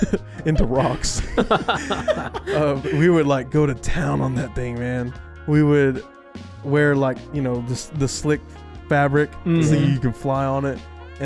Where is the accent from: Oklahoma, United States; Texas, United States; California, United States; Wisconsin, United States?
Texas, United States; I'm from Texas